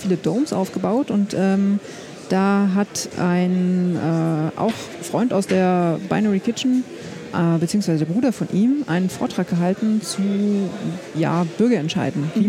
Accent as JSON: {"language": "German", "country": "Germany", "tie": "born or raised there", "said": "ich bin ja in der Nähe von Berlin aufgewachsen"}